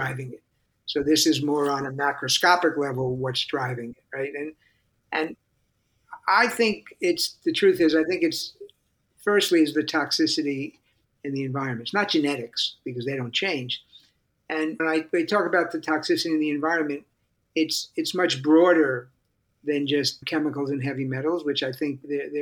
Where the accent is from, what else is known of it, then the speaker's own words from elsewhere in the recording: New York City, New York, United States; I grew up in New York City